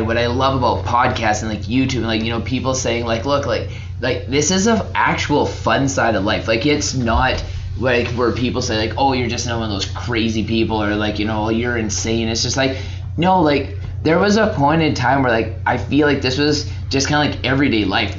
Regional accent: Alberta, Canada; moved away as an adult; now in British Columbia, Canada; I'm from Alberta. Moved to BC.

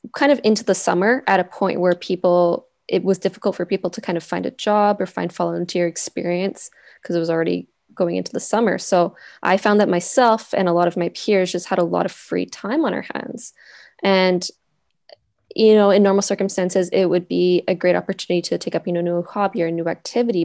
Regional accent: Vancouver, British Columbia, Canada; moved away as an adult; I'm originally from Vancouver, so I was back in Vancouver for the summer

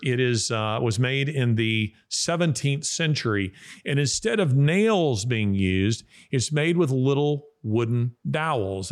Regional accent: the South, United States; I am a Southerner, uh, and I mean a, a, a real Southerner of the old school

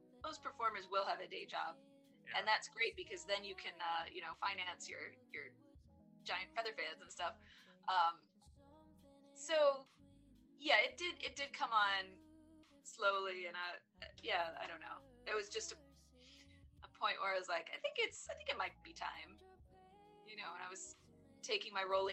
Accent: Maryland, United States; moved away as an adult; also born or lived in New York City; I grew up in Maryland. I moved to New York City to study photography

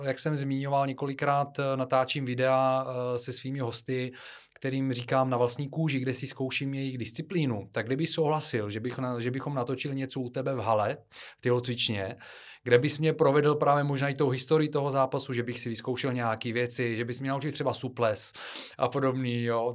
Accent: Bulgaria; now in Czech Republic; Já pocházím z Bulharska

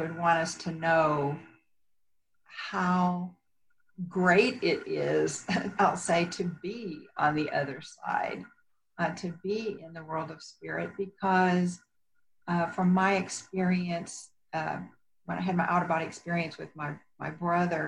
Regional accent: Texas, United States; accent: Texas; moved away as an adult; also born or lived in Houston, Texas; now in Colorado, United States; I'm originally from Texas

